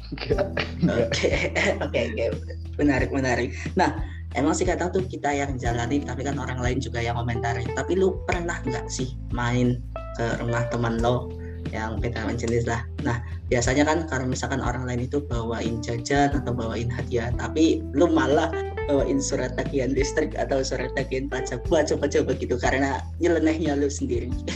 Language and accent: Indonesian; Java, Indonesia; gua juga orang Jawa